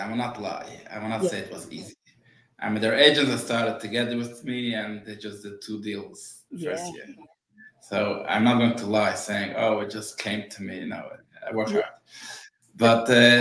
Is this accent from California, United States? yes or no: no; New York City, New York, United States; first language Yiddish; English is a second language; I'm coming from Brooklyn